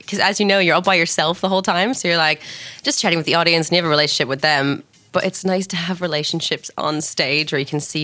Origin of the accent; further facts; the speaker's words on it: Georgia, United States; I'm from Georgia